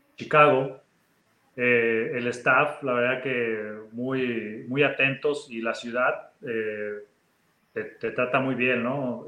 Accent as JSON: {"language": "Spanish", "country": "Mexico", "moved": "as an adult", "said": "me hubiera regresado a México desde mi segundo o tercer año"}